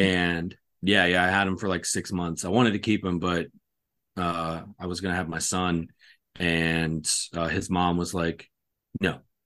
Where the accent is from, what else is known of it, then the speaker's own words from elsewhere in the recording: California, United States; where I was growing up in California in the apartment complex